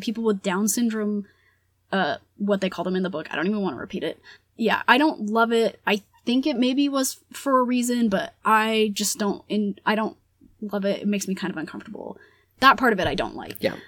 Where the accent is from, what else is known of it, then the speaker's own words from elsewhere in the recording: United States; first language Spanish; English is a second language; we're American